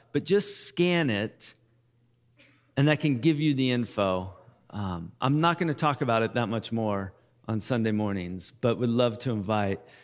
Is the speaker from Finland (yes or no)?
no; United States; we're American